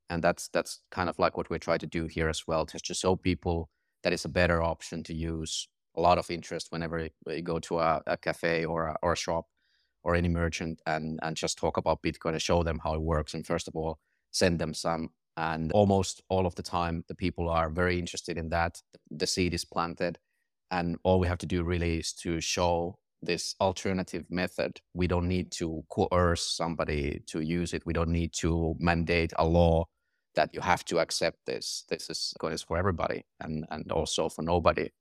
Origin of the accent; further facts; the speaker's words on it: Finland; now in Madeira, Portugal; I'm from Finland